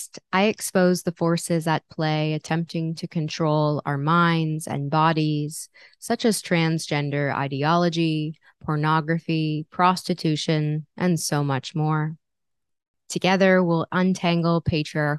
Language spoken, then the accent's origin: English; New York City, New York, United States; I'm from New York City